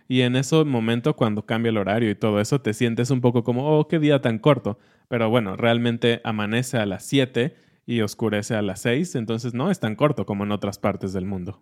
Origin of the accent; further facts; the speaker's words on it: Mexico; como mexicanos